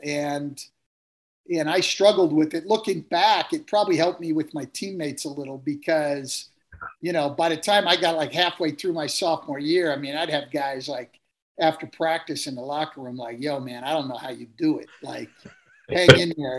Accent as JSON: {"language": "English", "area": "Bay Area", "region": "California", "country": "United States", "tie": "born or raised there", "said": "I grew up in the Bay Area"}